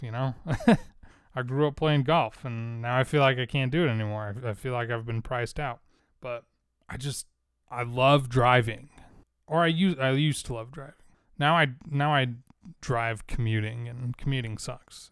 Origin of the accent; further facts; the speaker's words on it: Wasatch Front, Utah, United States; growing up in Wasatch Front, Utah